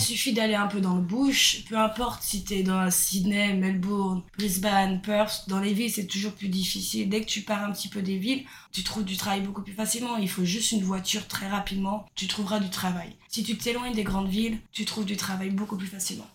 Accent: Brittany, France; moved away as an adult; now in Australia; je viens de Bretagne en France

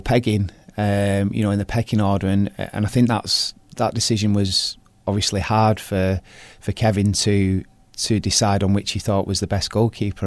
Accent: Bolton, North West England, United Kingdom; I was born in Bolton and I played for Bolton Town team

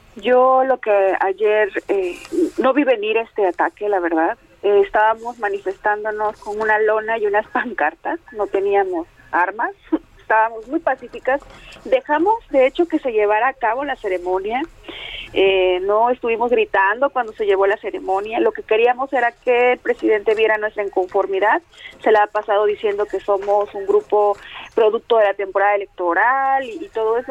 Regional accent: Atoyac de Álvarez, Guerrero, Mexico; yo soy de Atoyac de Álvarez, de la Costa Grande de Guerrero

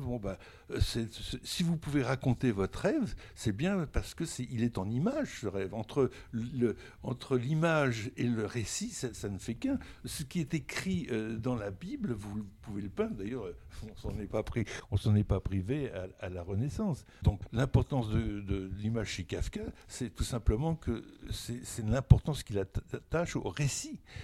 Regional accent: Burgundy, Bourgogne-Franche-Comté, France; je viens de la Bourgogne, de, euh, la Bourgogne des petits villages

